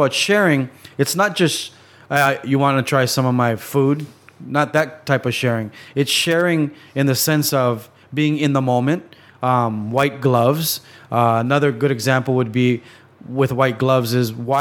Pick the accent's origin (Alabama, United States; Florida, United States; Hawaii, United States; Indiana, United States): Hawaii, United States; growing up in Hawaii